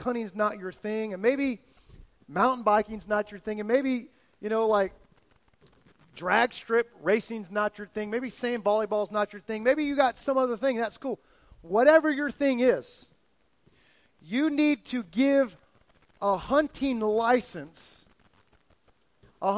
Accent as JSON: {"language": "English", "region": "South Florida", "country": "United States", "tie": "born or raised there", "moved": "yes", "said": "I grew up in South Florida with my dad"}